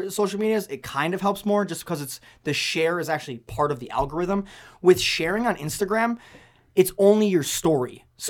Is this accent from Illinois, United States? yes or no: yes; Rockford, Illinois, United States; I'm from Rockford, Illinois.